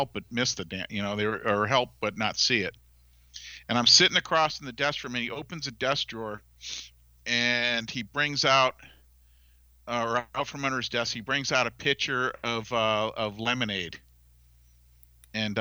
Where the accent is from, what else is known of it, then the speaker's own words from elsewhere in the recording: Falmouth, Massachusetts, United States; I'm from Falmouth, Massachusetts